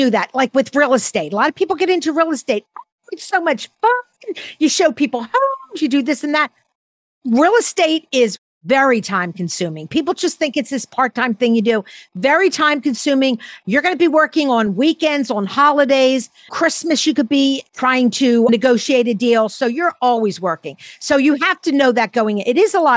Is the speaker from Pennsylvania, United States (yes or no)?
yes; Philadelphia, Pennsylvania, United States; I grew up in Mount Airy